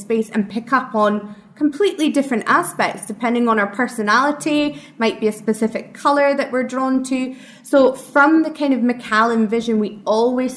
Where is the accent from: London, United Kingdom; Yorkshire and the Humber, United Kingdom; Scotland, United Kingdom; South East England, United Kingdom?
Scotland, United Kingdom; Speyside, Scottish Highlands; accent: Scottish; moved away; I'm from Speyside, worked at the distillery